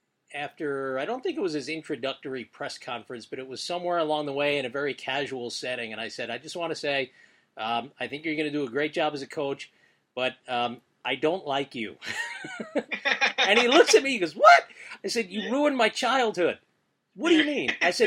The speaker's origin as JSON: {"language": "English", "town": "Philadelphia", "region": "Pennsylvania", "country": "United States", "tie": "born or raised there", "said": "Well, I was born in Philly."}